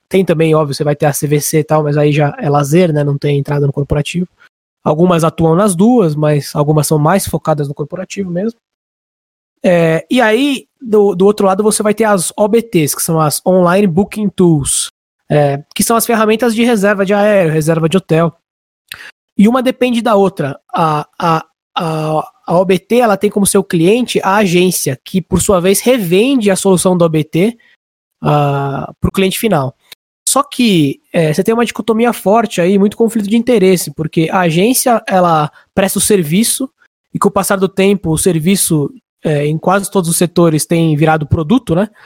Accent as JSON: {"language": "Portuguese", "town": "Barueri", "region": "São Paulo", "country": "Brazil", "tie": "born or raised there", "said": "moro aqui em Alphaville já faz mais ou menos uns 18 anos, então ah, quase quase dois terços aí da minha vida eu já tô aqui em Alphaville faz um bom tempo, meus amigos mais próximos, meus amigos de infância, de colégio, até de faculdade, boa parte ah, é daqui"}